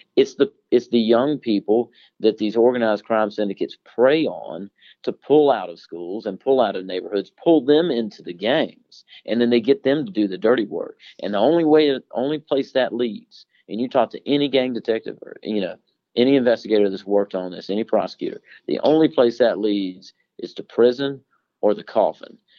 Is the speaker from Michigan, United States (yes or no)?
no; Harris County, Georgia, United States; I'm from Harris County, Georgia, uh, which is on the western border of the state